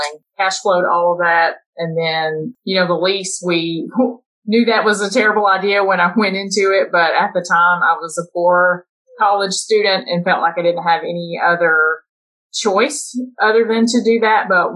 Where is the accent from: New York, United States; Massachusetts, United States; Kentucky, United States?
Kentucky, United States; Eastern; we're both from Eastern Kentucky